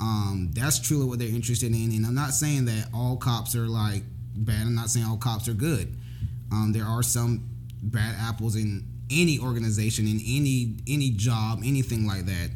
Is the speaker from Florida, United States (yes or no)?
yes; Jacksonville, Florida, United States; I was born in Jacksonville, Florida. Um, actually, exactly where our church is at.